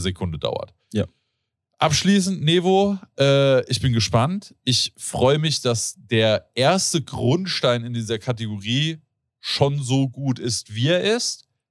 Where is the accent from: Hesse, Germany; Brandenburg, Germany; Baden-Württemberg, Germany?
Hesse, Germany; Rodgau; ich bin in Rottgau aufgewachsen